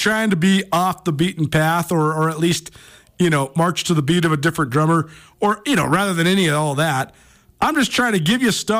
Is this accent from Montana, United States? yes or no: yes; Montana, United States; just a kid growing up in Montana.